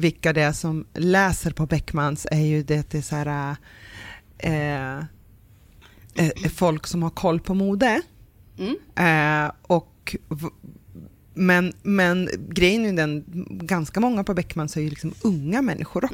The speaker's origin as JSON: {"language": "Swedish", "region": "Norrland", "country": "Sweden", "said": "vi är från Norrland"}